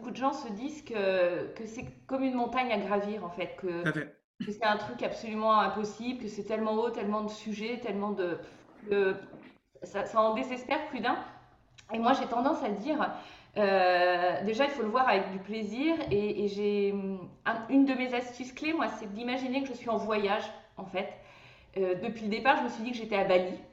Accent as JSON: {"language": "French", "region": "Brittany", "country": "France", "said": "en tant que bretonne"}